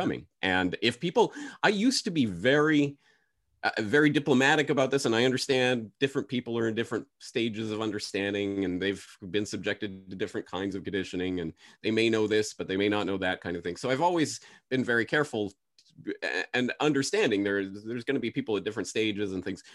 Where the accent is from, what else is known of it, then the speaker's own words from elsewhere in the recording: Canada; moved away as an adult; now in Japan; I was going back to Canada